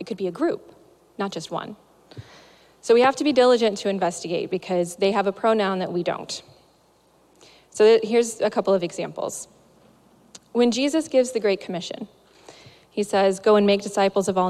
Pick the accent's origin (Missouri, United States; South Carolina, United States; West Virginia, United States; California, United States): Missouri, United States; moved away; I'm from Missouri specifically, which is not the South, but it's close enough that butter is still a food group.